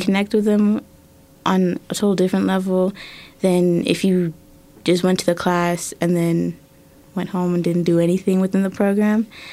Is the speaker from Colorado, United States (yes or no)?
yes; Colorado Springs, Colorado, United States; also born or lived in Germany; I moved here in 2011 with my family, and I went from D11 mm-hmm. to D49 for both middle school and high school